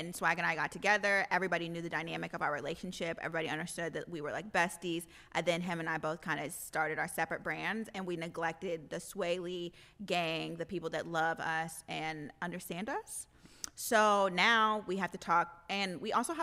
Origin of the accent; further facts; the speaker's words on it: Missouri, United States; now in Los Angeles, United States; I'm from Missouri, so I also come from like the suburbs where it's peace, and I lived on a lake